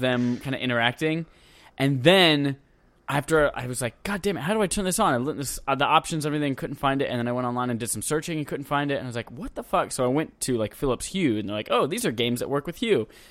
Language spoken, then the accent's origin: English; Wales, United Kingdom; I'm Welsh.